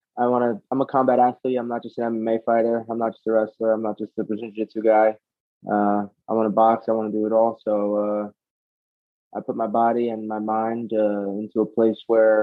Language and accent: English; Edison, New Jersey, United States; also born or lived in Toms River, New Jersey; I grew up in Edison, which is like an hour north.